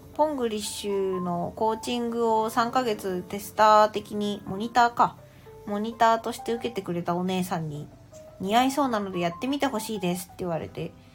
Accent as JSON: {"language": "Japanese", "region": "Saitama", "country": "Japan", "tie": "born or raised there", "said": "私は生まれも育ちも今の住んでるところも埼玉県"}